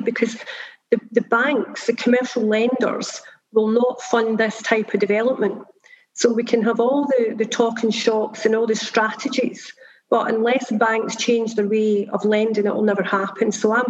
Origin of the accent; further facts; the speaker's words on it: Belfast, Northern Ireland, United Kingdom; I mean, I was brought up in the same postcode area as the Halo site, which is a deprived postcode area. So for us, it's about how do we roll that brand out in Belfast?